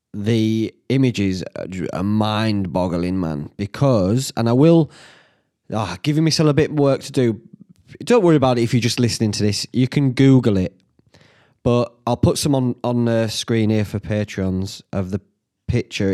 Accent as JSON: {"language": "English", "town": "Whitby", "region": "Yorkshire and the Humber", "country": "United Kingdom", "tie": "born or raised there", "said": "when I were a lad growing up in Whitby"}